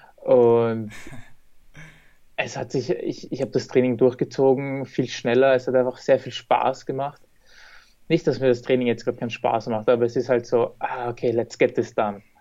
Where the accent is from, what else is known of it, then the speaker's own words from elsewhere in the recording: Vienna, Austria; Wien, also meine Heimatstadt, wo ich wohne